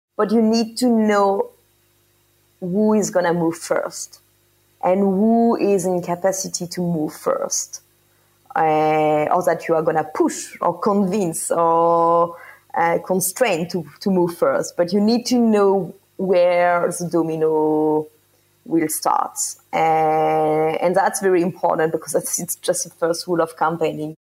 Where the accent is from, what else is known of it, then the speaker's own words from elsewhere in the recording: France; also born or lived in Paris; I am from France